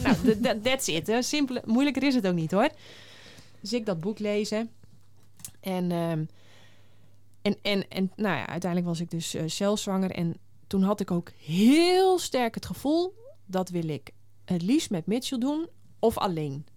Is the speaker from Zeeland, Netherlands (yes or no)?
no; Friesland, Netherlands; ik ben in Friesland geboren